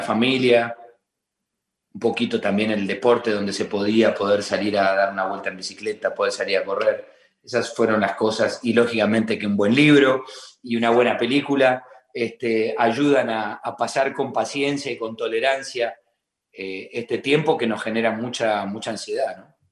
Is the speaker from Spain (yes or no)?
no; Argentina; nosotros los argentinos